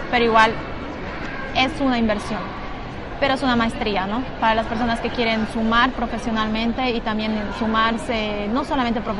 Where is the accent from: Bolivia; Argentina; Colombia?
Bolivia; moved away as an adult; now in Madrid, Spain; soy de Bolivia. Les mando mucha fuerza a las personas que estén en Madrid y también a las personas que quieran integrarse acá, a este país tan hermoso que es España. Yo vine hace seis meses aproximadamente